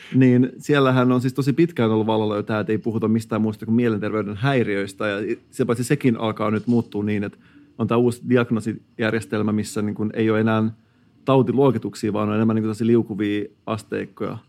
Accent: Turku, Southwest Finland, Finland; accent: Turku dialect; mua on oikeasti arvosteltu mun Turun murteen nuotista.

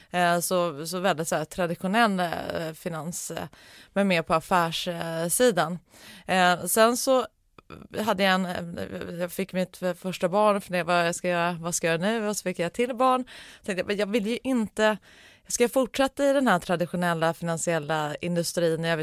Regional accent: Norrland, Sweden; Ursprungligen så är jag uppvuxen i, i Norrland, men det var ju väldigt länge sedan.

